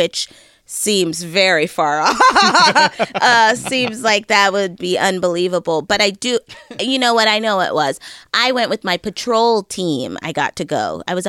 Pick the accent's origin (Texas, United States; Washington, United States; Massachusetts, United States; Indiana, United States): Washington, United States; Bellevue; moved away; I'm from technically I'm from Bellevue, which is like 10 minutes outside of Seattle.